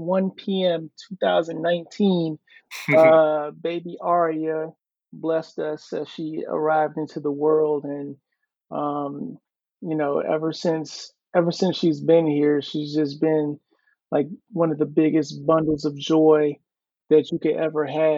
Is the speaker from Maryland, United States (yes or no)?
yes; Mitchellville, Maryland, United States; also born or lived in Hampton, Virginia; now in Virginia Beach, United States; I'm originally from Mitchellville, Maryland